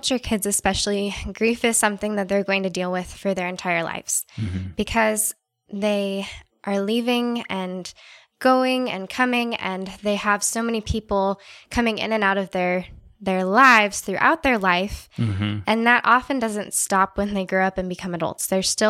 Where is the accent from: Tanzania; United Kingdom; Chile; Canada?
Tanzania; also born or lived in California / Indiana; now in United States; then I'll say I grew up in Tanzania. But before that, my family lived in California. I went to school in Indiana.